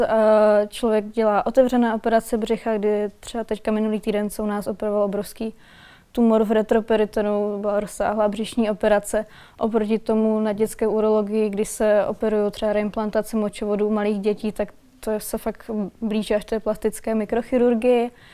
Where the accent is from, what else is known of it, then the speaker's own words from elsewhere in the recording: Valašské Meziříčí, Zlín Region, Czechia; moved away as an adult; also born or lived in Prague; Já pocházím z Valašského meziříčí a studovala jsem v Praze